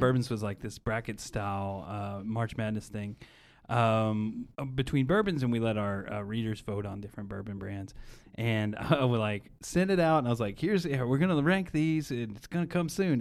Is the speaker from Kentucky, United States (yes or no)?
yes; Bardstown, Kentucky, United States; I grew up in Bardstown